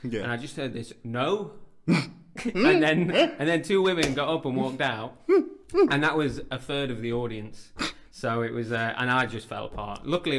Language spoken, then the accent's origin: English; Derbyshire, East Midlands, United Kingdom; moved away as an adult; also born or lived in Birmingham / King's Heath, Birmingham; So, I was born in Birmingham. My family moved when I was about 3 years old to Derbyshire, so I grew up in the countryside. Mm. But then I moved back to King's Heath and lived with my cousin for a couple of years after uni.